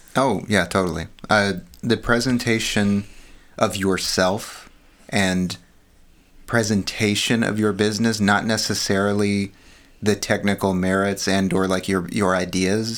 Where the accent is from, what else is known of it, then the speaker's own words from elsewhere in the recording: Texas, United States; now in California, United States; I was raised in Texas.